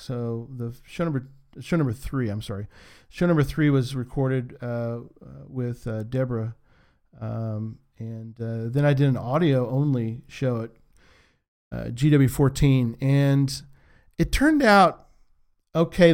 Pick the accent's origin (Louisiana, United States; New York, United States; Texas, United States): Texas, United States; San Antonio; I'm from San Antonio